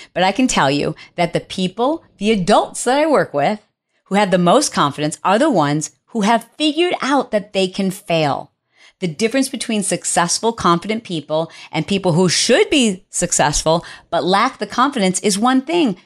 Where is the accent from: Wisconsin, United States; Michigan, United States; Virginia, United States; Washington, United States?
Michigan, United States; Detroit; moved away; I am from Detroit